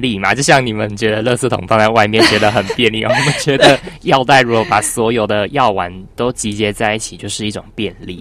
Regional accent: Taiwan; 我们台湾人

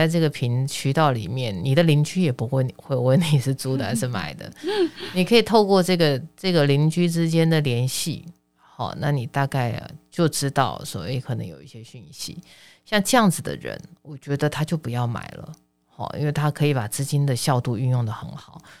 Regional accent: Taiwan; 因为股票股，我台湾人，你看啊

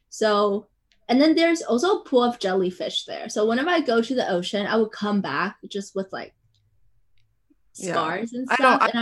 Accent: Taiwan; English is a second language; growing up in Taiwan when I go to the beaches here because we have cliffs on the east coast.

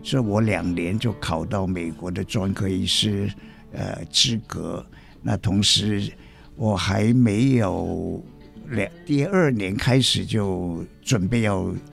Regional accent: Guangzhou, Guangdong, China; moved away as an adult; also born or lived in Zhongshan / Hong Kong; now in Taiwan; 出生在广州

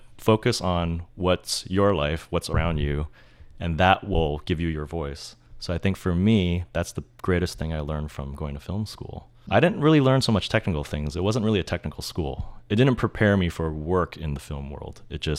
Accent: San Francisco, California, United States; also born or lived in San Bruno; So I actually grew up in Japantown, like till I was 2 or 3, and then we moved just a little south of San Francisco into like San Bruno, one of the suburbs.

